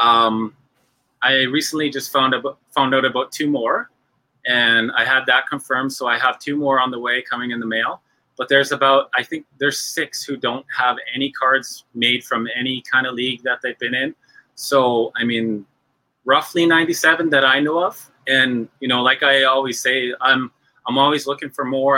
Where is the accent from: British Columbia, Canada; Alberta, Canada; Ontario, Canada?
Alberta, Canada; Tall Cree First Nation, northern; I'm Cree myself. I'm from Tall Cree First Nation. It's in northern Alberta.